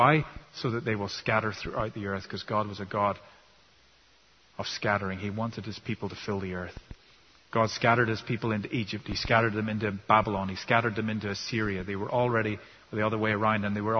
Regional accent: Ireland; You know, I grew up in Ireland and we were pretty good at that in Ireland.

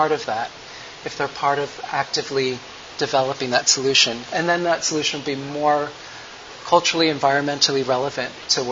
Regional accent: United States; as a American

